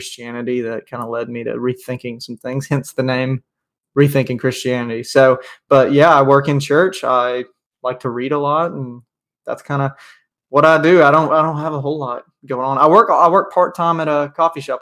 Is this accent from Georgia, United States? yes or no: yes; South Georgia, United States; now in Dalton, United States; I am from Georgia, South Georgia. I live up in North Georgia now